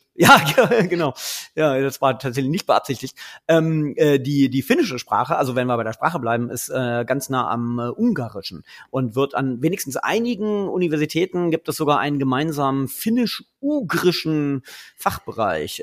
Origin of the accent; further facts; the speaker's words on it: Göttingen, Lower Saxony, Germany; Ich komme ja aus Göttingen, deswegen ist es für mich ähm, äh, ein, ein Zurück in meine Heimatregion